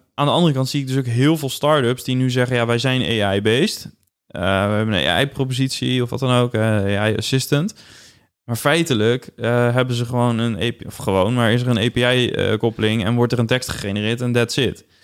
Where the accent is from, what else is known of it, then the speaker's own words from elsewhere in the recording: Netherlands; wij hier als Nederlanders